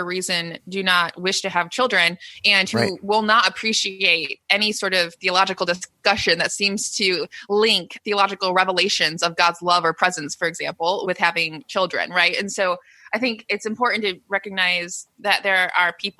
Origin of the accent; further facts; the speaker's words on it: United States; I'm American